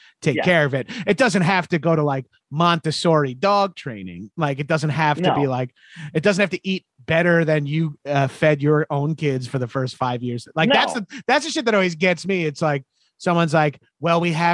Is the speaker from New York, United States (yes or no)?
yes; Long Island, New York, United States; I grew up in my neighborhood where I grew up on Long Island.